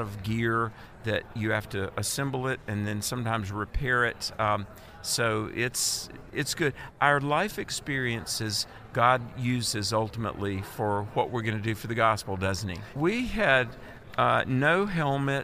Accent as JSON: {"language": "English", "region": "North Carolina", "country": "United States", "said": "my home state of North Carolina"}